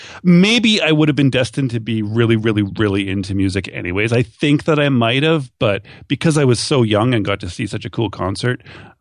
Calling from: Thunder Bay, Ontario, Canada; I'm calling from Thunder Bay, Ontario, Canada, way, way up north of Minneapolis.

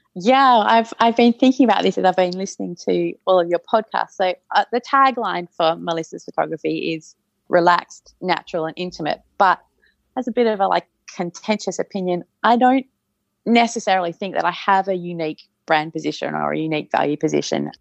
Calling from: Perth, Western Australia, Australia; I'm calling in from Perth in Western Australia

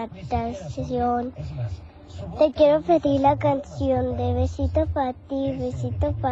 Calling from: Tepic, Nayarit, Mexico; Hola, Teo. … de Tepic, Nayarit y la respuesta de la adivinanza es la tela.

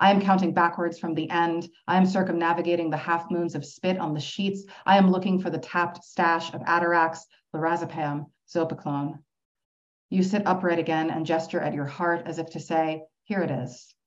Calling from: Toronto, Ontario, Canada; Uh, as Siân said, I'm joining you from Toronto.

